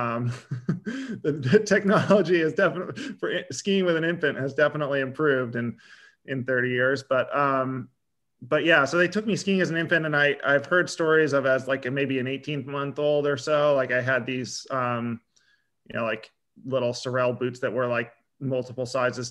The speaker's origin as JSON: {"language": "English", "town": "Sharon", "region": "Vermont", "country": "United States", "tie": "born or raised there", "also_born_or_lived": "Montpelier, Vermont / Morristown, Vermont", "said": "I'm an Upper Valley kid originally, though. I grew up in Sharon, Vermont"}